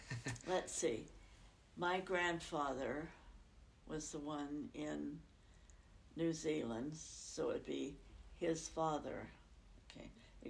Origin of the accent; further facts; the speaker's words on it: Idaho, United States; now in Utah, United States; Yes, it does, because it's farther north. I remember being snowed in for 2 weeks.